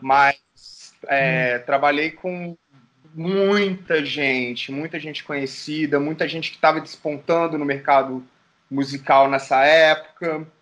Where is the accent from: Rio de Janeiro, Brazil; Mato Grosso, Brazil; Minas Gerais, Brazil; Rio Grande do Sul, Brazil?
Minas Gerais, Brazil; Caxambu; isso é lá em Caxambu, Minas Gerais. Terra, minha terra